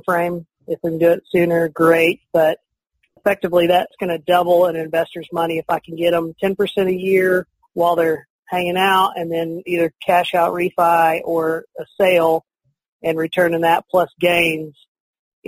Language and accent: English; Canyon, Texas, United States; now in Lubbock, United States; I'm from the Amarillo area and grew up in Canyon originally